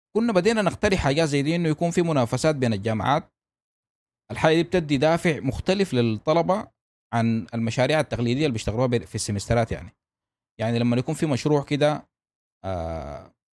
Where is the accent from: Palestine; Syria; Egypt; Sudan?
Sudan; عندنا في السودان